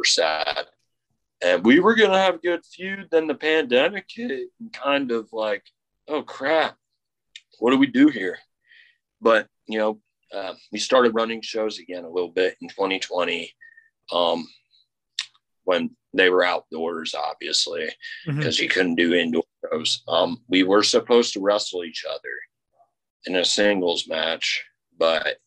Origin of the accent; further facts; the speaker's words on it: Muscatine, Iowa, United States; Muscatine, Iowa is my hometown.